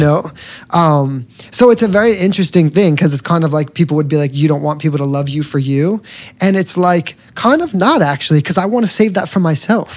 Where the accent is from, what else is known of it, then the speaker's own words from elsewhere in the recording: New York, United States; I'm from New York